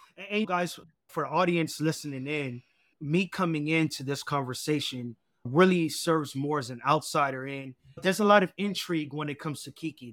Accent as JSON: {"language": "English", "country": "United States", "tie": "born or raised there", "said": "I was born here in the States, raised by an immigrant single mother and grandmother."}